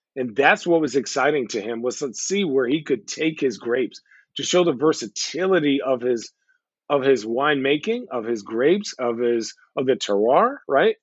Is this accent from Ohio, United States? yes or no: no; Arizona, United States; now in Portland, United States; I'm from Arizona, right? Well, I grew up in Arizona